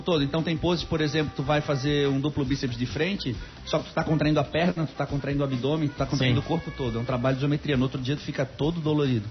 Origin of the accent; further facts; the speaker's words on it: Florianópolis, Santa Catarina, Brazil; eu nasci na Carmela Dutra